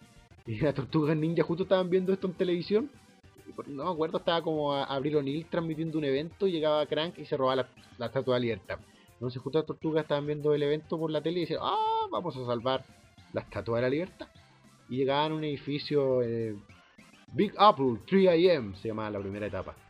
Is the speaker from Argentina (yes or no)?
no; Concepción, Biobío, Chile; now in Santiago, Chile; nosotros tenemos los Yoko en Concepción